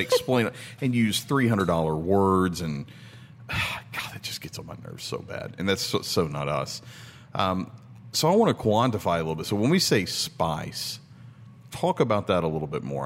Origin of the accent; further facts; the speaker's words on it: Tennessee, United States; moved away; We're originally from Tennessee.